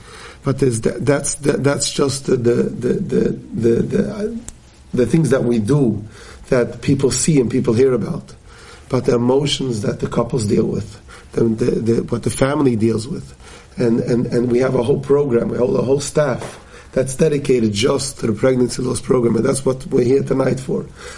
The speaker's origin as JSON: {"language": "English", "town": "Forest Hills", "region": "New York", "country": "United States", "tie": "born or raised there", "said": "I grew up here in Forest Hills many more years than I care to think, and literally davened down the road at the Queens Jewish Center."}